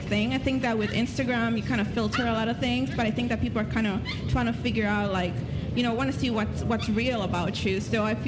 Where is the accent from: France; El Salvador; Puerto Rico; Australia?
Puerto Rico; moved away as an adult; also born or lived in New York / Brussels, Belgium; I was born in New York, raised in Puerto Rico, and I've just lived in a bunch of places